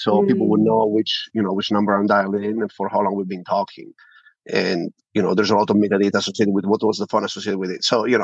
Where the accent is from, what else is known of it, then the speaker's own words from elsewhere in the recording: Italy; accent: Italian; now in United States; I'm sure you can tell from my accent, I'm Italian originally. We are in Europe.